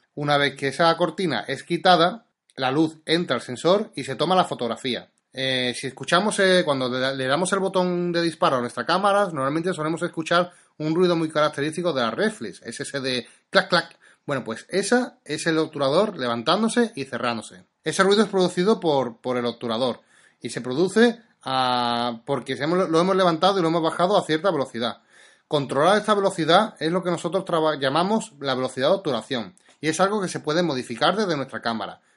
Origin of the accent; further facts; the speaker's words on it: Seville, Andalusia, Spain; yo soy de Sevilla